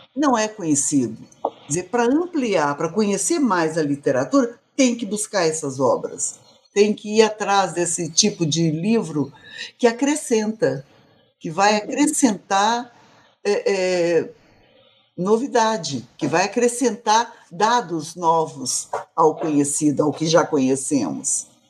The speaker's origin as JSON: {"language": "Portuguese", "region": "Minas Gerais", "country": "Brazil", "also_born_or_lived": "Rio Grande do Norte", "said": "Eu sou mineira também."}